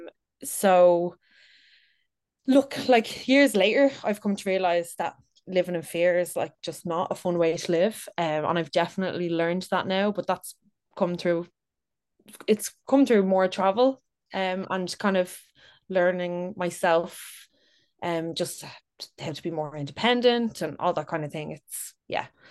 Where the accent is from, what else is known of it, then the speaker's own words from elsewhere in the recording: Dublin, Leinster, Ireland; I'm thirty, from Dublin. I've, born and raised in Dublin.